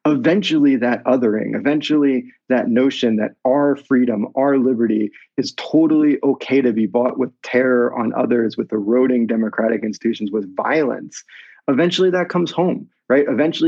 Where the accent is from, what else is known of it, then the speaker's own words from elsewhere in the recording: near Philadelphia, Pennsylvania, United States; I grew up near Philadelphia.